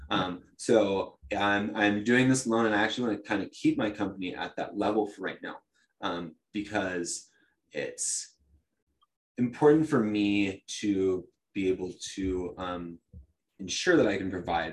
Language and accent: English; Talent, Oregon, United States; I grew up in Talent